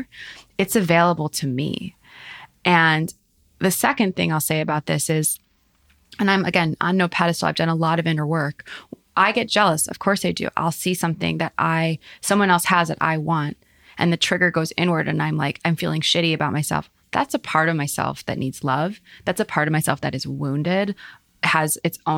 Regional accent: Highland Park, United States; we grew up in Highland Park

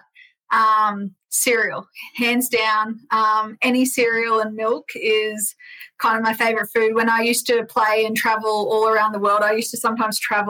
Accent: Roma, Queensland, Australia; I grew up in Roma in Queensland

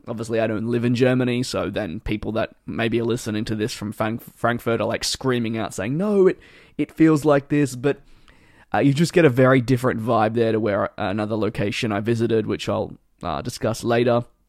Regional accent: Australia; growing up in Australia

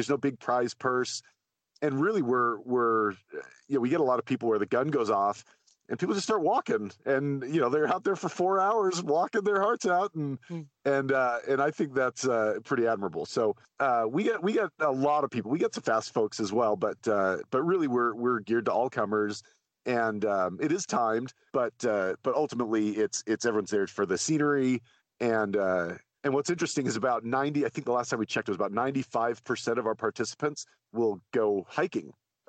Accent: outside of Zion in Southern Utah, United States; I grew up outside of Zion in Southern Utah

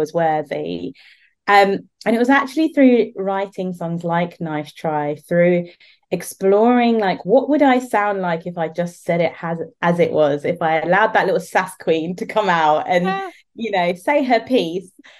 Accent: London, United Kingdom; moved away; I was born and raised in the UK, so very much born into British culture, you know. And I was born in London

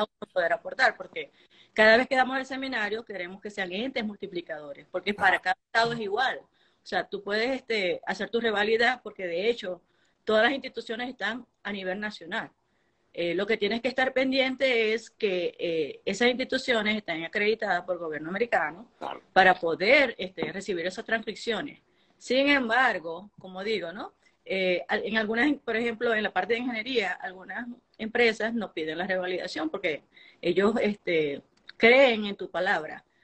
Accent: Venezuela; moved away as an adult; now in Utah, United States

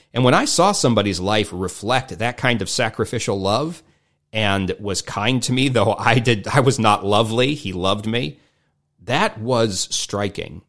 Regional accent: United States; I grew up in America

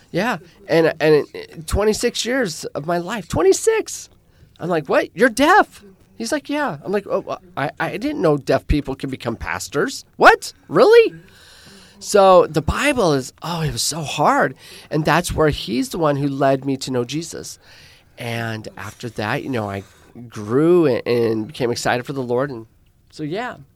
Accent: Spokane, Washington, United States; first language American Sign Language; English is a second language; moved away as an adult; also born or lived in New York / Phoenix; I am originally born and raised in Washington State, the city of Spokane.

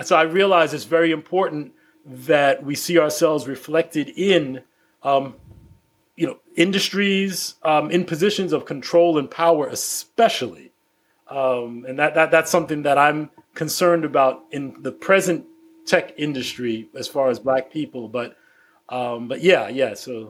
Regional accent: New York City, New York, United States; I grew up in the Bed-Stuy neighborhood of Brooklyn

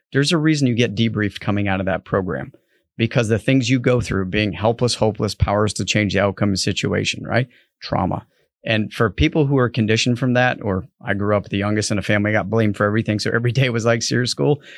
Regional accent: New England, United States; I grew up in New England

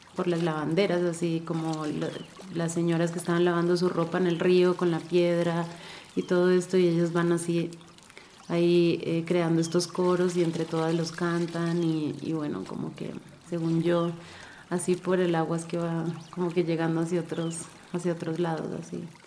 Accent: Colombia; now in Ecuador; yo toda la vida he escuchado San Antonio en Colombia

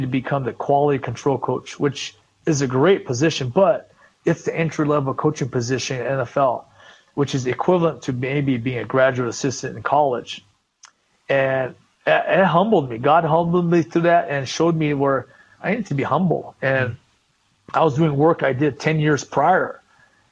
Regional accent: Southern California, United States; I grew up in Southern California

